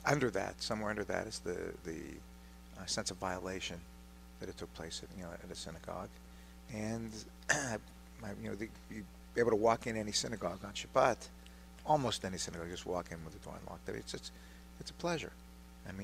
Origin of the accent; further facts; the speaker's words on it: Pittsburgh, Pennsylvania, United States; Born and bred. I've lived my entire life within about a mile of where we're sitting right now